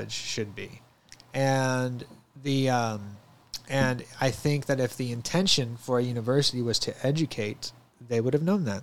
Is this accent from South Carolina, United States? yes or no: no; St. Louis, Missouri, United States; now in Searcy, United States; as an 18-year-old, I'm from St. Louis, so I started banking with Bank of America in St. Louis